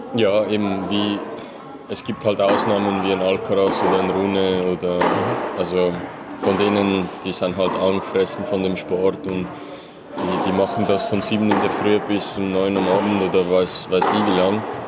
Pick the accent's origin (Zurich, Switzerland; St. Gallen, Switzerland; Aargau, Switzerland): Aargau, Switzerland; Möhlin; born or raised there